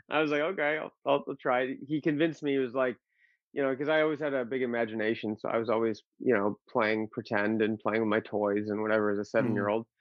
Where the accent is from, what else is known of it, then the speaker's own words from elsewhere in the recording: Massachusetts, United States; born there; also born or lived in Arizona; Um, well, actually, I was born in Massachusetts. Oh, and then, uh, yeah, I, I moved from Mass out to Arizona